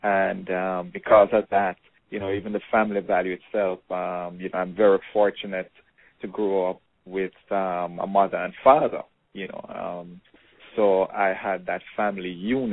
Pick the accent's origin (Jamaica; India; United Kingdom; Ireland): Jamaica; Portmore, Saint Catherine; moved away as an adult; also born or lived in Kingston, Jamaica; now in South Florida, United States; I grew up in Edgewater in Portmore